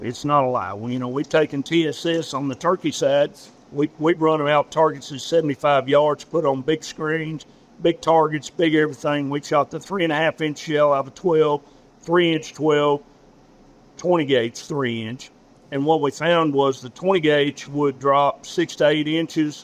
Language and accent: English; Arkansas, United States; I'm from Arkansas